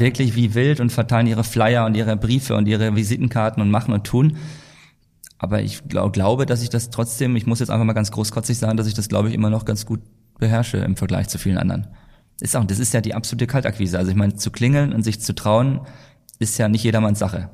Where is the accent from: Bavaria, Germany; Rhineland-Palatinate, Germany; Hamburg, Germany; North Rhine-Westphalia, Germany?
Bavaria, Germany; Altdorf; moved away as an adult; also born or lived in Hamm; now in Mallorca, Spain; dass wir in die Schule zurückgegangen sind, nach Nürnberg, wo ich herkomme, also bei Altdorf